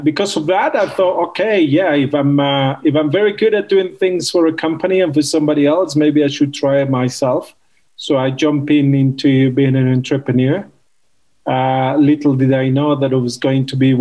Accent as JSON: {"language": "English", "country": "Mexico", "tie": "born or raised there", "also_born_or_lived": "London, United Kingdom", "moved": "as an adult", "said": "I'm Mexican. I was born and raised in Mexico in my young years."}